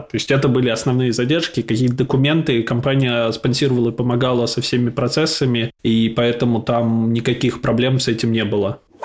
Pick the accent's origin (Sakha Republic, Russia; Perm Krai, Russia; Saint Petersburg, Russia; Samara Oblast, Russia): Samara Oblast, Russia; Samara; moved away as an adult; also born or lived in Moscow, Russia; now in London, United Kingdom; изначально я из Самары родом, там прожил большую часть жизни